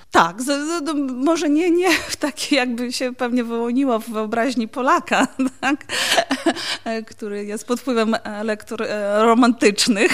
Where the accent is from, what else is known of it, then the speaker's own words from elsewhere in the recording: Pervomaisk, Mykolaiv Oblast, Ukraine; also born or lived in Sofiivka, Ukraine / Legnica, Poland; now in Wrocław, Poland; Urodziłam się w Mikołajowie, e, to jest takie duże miasto obwodowe na południu Ukrainy. A mieszkałam później w takim miejscu o cudownie proletarskiej nazwie Pierwomajsk.